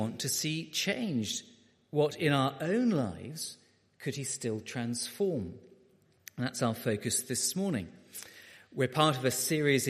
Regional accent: Beckenham, London, United Kingdom; I was a boy growing up in Beckenham in South London

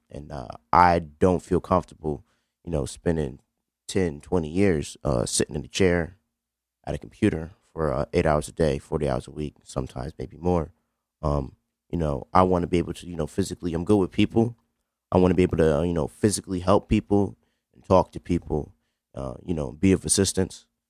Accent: New Haven, Connecticut, United States; I'm African American male, uh, from Beaver Hills. Um, grew up in a pretty good house

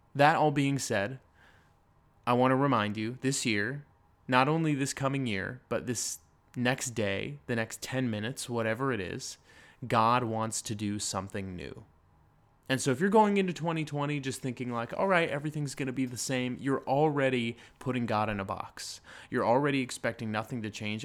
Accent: Lake Arrowhead, California, United States; moved away; the mountains where I grew up in Lake Arrowhead

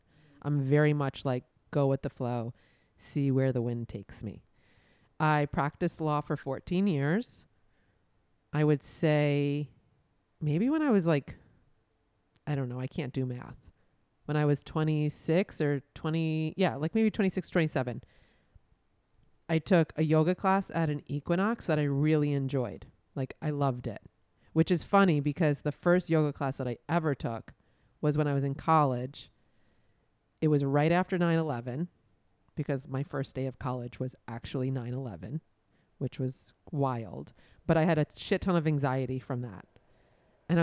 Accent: New York City, New York, United States; moved away as an adult; also born or lived in Boston; now in Miami, United States; I grew up in Brooklyn. I went to college in Boston. I came down to Miami for law school, where I met my husband, and I just stayed in Miami.

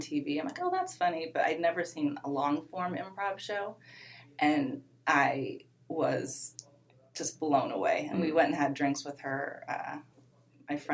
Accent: Colorado, United States; moved away as an adult; also born or lived in Seattle, Washington; now in Los Angeles, United States; I grew up in Colorado

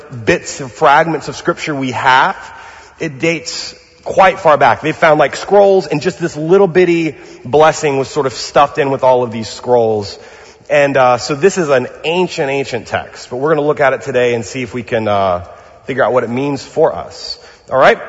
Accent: Louisiana, United States; now in Pasadena, United States; I'm from Louisiana

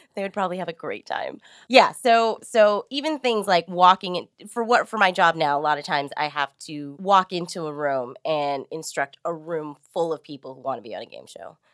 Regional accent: San Jose, California, United States; moved away as an adult; now in Los Angeles, United States; I grew up in East San Jose, which was a really, really diverse, culturally neighborhood

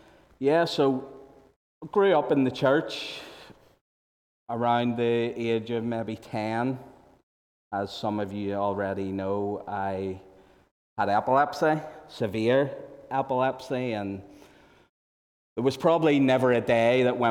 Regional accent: Mullyle, Northern Ireland, United Kingdom; also born or lived in England; So I grew up in Mullyle.

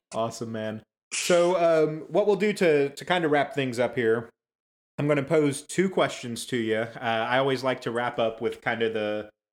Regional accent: United States; I'm I'm a lifetime American. I was born and raised here

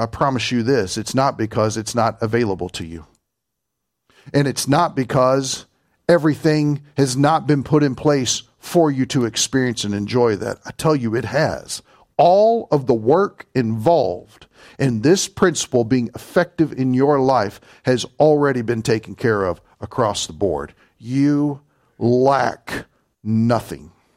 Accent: Kentucky, United States; accent: Kentucky; my Kentucky accent

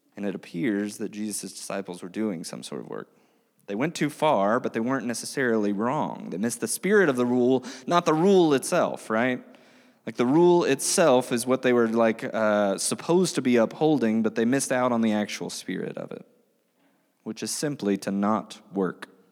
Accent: United States; We as American Christians living in twenty twenty-three

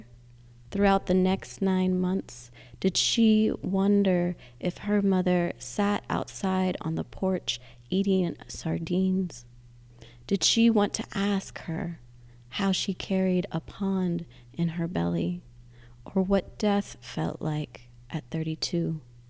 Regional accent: Texas, United States; now in Middletown, United States; I'm originally from Texas. Right now I am living in a small town in New York.

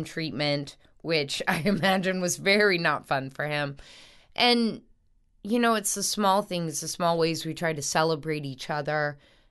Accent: North Shore, Louisiana, United States; also born or lived in New Orleans; I grew up on the North Shore for a while

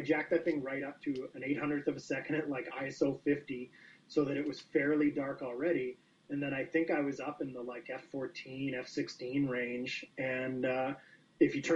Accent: Chicago, Illinois, United States; now in Calgary, Canada; I grew up in Chicago

